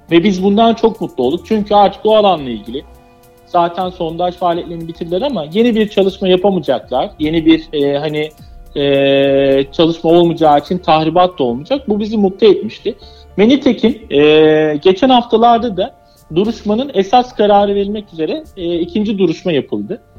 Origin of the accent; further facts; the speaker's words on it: Anatolia, Turkey; Çünkü Anadolu e, bizlerin, bizler bu topraklarda büyümüşüz, yaşamışız ve korumak da bizim e, boynumuzun borcu demek istiyorum.